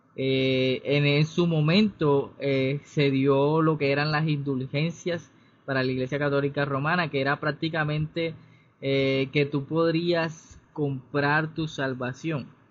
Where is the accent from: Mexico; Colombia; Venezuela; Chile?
Colombia; Cartagena, Bolívar; soy cartagenero